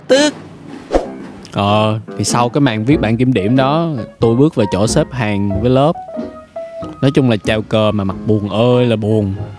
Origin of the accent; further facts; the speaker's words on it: Vietnam; mình là người Việt Nam và mình tự hào về điều đó